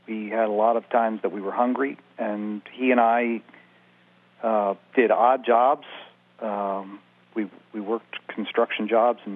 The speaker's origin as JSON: {"language": "English", "town": "Baltimore", "region": "Maryland", "country": "United States", "tie": "born or raised there", "said": "I grew up in Charm City, and early on in as a youngster, my parents moved to Baltimore County"}